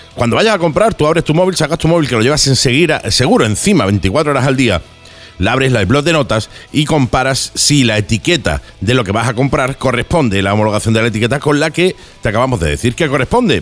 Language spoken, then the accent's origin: Spanish; Málaga, Andalusia, Spain; como diríamos en Málaga